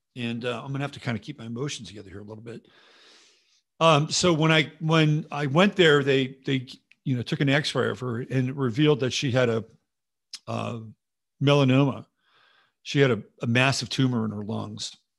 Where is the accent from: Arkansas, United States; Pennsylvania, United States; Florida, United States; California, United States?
California, United States; San Jose; moved away; also born or lived in San Mateo County / Oakland / Berkeley; I grew up in California. A little bit in Southern California, little tiny slice, but an important one. and then mostly in the Bay Area, um, and, uh, San Jose